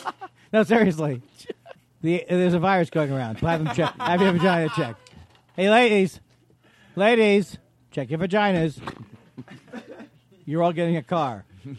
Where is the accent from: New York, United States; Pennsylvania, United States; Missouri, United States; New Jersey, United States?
New York, United States; Queens; I'm from Queens.